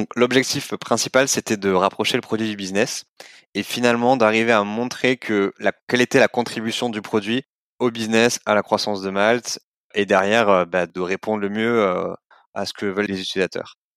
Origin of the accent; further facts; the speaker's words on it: Montpellier, Occitania, France; moved away; Je viens de Montpellier à la base